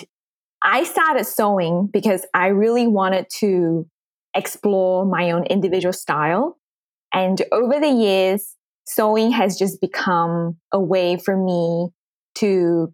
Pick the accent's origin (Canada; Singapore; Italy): Singapore; moved away as an adult; also born or lived in Sydney, Australia; now in Texas, United States; I'm a Chinese Singaporean. I grew up in Singapore and I lived in Singapore for most of my life.